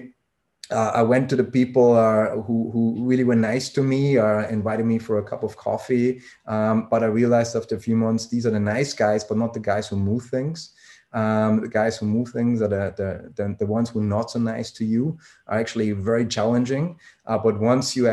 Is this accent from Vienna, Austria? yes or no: yes; Vienna, Austria; moved away as an adult; also born or lived in Switzerland / Germany; I'm born and raised in Austria, so Vienna, Austria